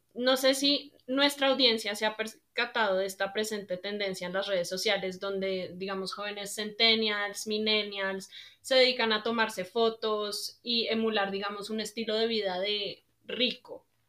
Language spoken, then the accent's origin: Spanish; Colombia; soy colombiana de ascendencia libanesa